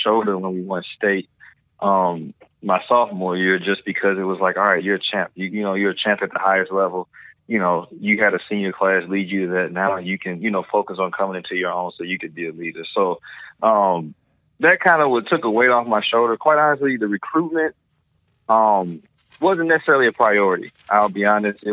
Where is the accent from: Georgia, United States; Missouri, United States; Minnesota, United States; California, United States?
Missouri, United States; my home state